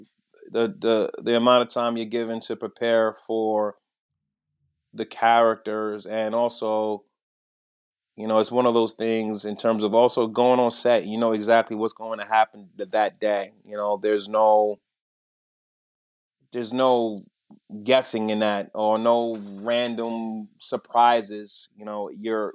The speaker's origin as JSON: {"language": "English", "town": "New York City", "region": "New York", "country": "United States", "tie": "born or raised there", "said": "I grew up in Brooklyn."}